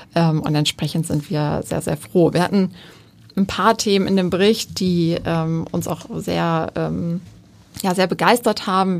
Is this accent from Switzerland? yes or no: no; Wuppertal, North Rhine-Westphalia, Germany; ich komme aus Wuppertal